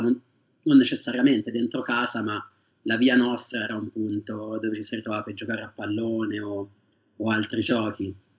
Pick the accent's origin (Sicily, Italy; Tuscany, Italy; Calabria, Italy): Tuscany, Italy; Sarteano; moved away as an adult; also born or lived in Perugia / Manchester; now in England; io vengo da Sartiano, che è un paese in provincia di Siena.